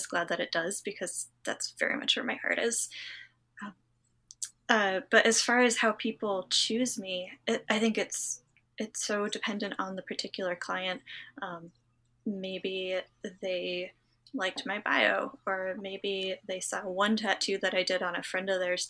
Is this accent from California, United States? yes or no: no; Western Massachusetts, United States; I grew up in Western Massachusetts